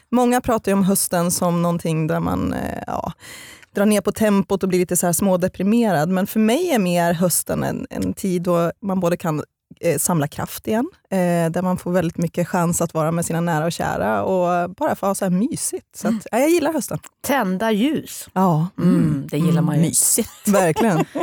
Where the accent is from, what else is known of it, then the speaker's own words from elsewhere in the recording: Eskilstuna, Södermanland, Sweden; also born or lived in Halmstad; Men jag är främst uppvuxen i Eskilstuna för mina föräldrar skildes när jag var fem år gammal.